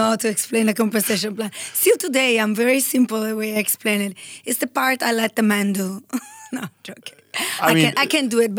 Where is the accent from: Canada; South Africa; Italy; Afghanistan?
Italy; So I am 100% Italian. When I was 14 years old, I went to boarding school in Switzerland.